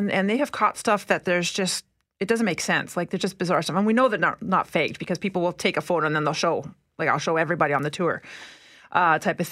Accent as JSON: {"language": "English", "town": "Winnipeg", "region": "Manitoba", "country": "Canada", "tie": "born or raised there", "said": "I grew up here in Winnipeg"}